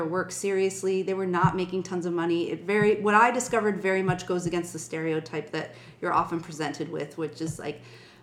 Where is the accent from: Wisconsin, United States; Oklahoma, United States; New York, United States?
New York, United States; Buffalo; I grew up in Buffalo, New York, and I was raised Irish Catholic.